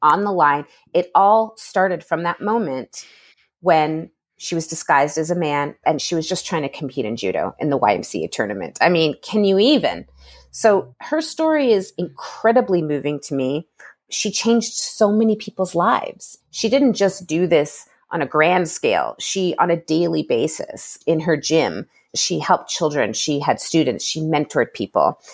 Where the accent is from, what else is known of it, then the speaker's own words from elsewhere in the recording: Toronto, Ontario, Canada; my hometown of Toronto.